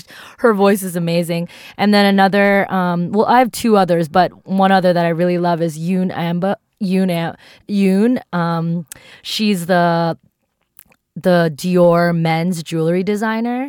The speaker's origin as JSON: {"language": "English", "region": "East Coast", "country": "United States", "tie": "born or raised there", "also_born_or_lived": "New York", "said": "I grew up on the East Coast"}